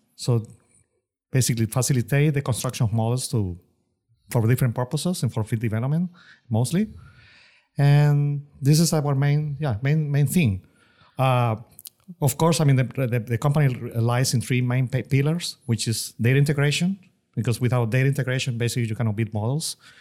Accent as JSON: {"language": "English", "country": "Venezuela", "tie": "born or raised there", "also_born_or_lived": "Austin, Texas", "moved": "as an adult", "lives_now": "Houston, United States", "said": "career in Venezuela. That's my home country."}